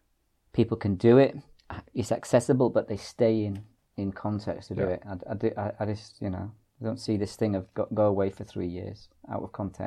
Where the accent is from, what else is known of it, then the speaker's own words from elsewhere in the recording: Ireland; because I'm Irish